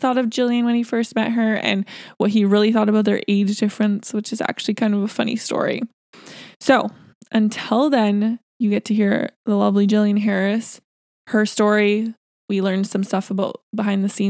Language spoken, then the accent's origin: English; Surrey, British Columbia, Canada; where we're from Surrey, BC